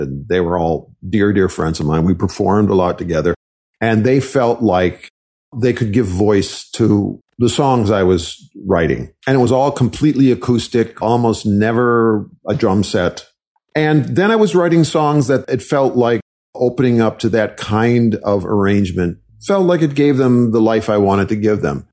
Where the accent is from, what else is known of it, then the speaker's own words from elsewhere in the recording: Wisconsin, United States; I was raised in Wisconsin